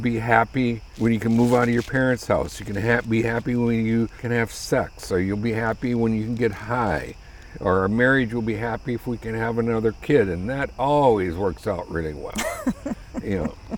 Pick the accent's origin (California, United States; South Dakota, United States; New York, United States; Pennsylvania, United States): South Dakota, United States; moved away as an adult; I grew up in South Dakota